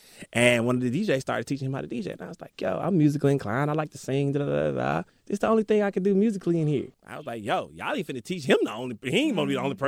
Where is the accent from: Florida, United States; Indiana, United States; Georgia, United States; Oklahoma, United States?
Georgia, United States; Decatur; I grew up on the east side.